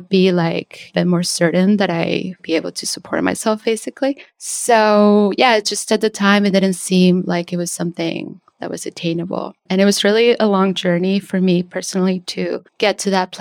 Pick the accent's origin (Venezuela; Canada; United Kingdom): Venezuela; now in New York City, United States; I'm an abstract painter based in New York City, but I'm originally from Venezuela